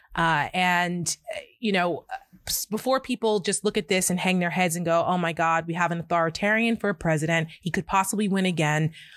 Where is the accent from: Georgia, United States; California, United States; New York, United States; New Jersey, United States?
New Jersey, United States; I come from New Jersey